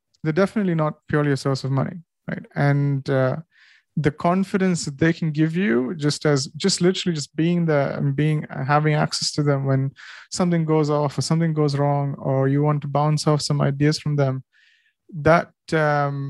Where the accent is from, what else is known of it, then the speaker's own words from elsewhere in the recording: India; now in United Kingdom; I'm Indian and I wasn't here on visa